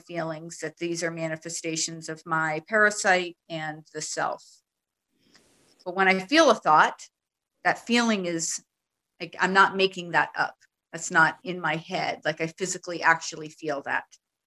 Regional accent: United States; now in Netherlands; I'm actually in the Netherlands, so we don't celebrate Thanksgiving here. So but I'm American

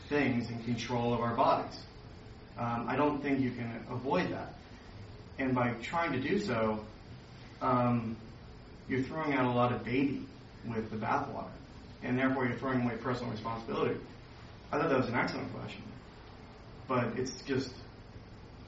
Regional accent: United States; I'm still American

